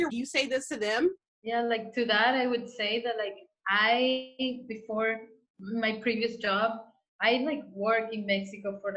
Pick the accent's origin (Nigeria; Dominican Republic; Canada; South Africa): Dominican Republic; now in United States